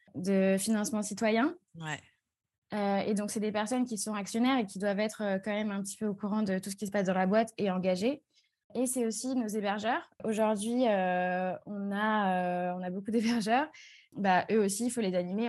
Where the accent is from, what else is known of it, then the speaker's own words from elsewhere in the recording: Strasbourg, Grand Est, France; also born or lived in Toulouse; j'ai 23 ans, je viens de Strasbourg.